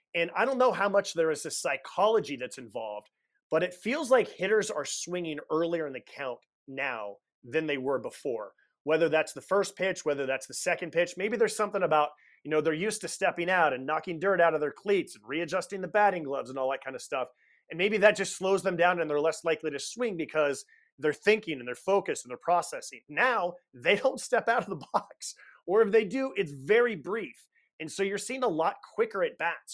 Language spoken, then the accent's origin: English; Bay Area, California, United States; I grew up in the Bay Area